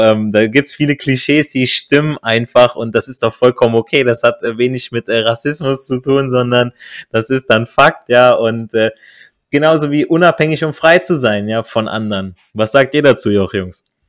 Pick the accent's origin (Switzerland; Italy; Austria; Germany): Italy; als Italiener